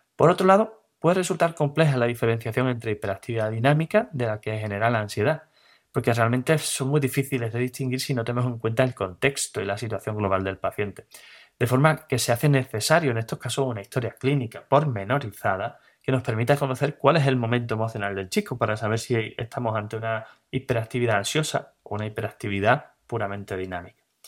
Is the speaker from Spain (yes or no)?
yes; Cádiz, Andalusia, Spain; soy de Cádiz